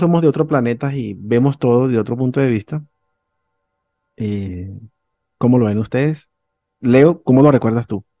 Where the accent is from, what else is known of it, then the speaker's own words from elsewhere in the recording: Venezuela; cuando en Venezuela pues éramos millonarios y no lo sabíamos